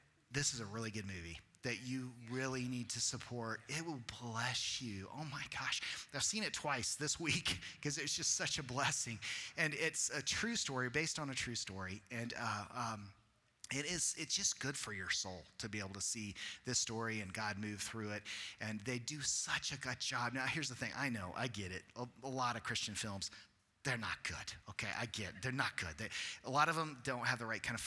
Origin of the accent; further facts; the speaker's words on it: Colorado, United States; moved away; also born or lived in Texas; I grew up in Colorado, so I as a kid, went to Grand Mesa Baptist Camp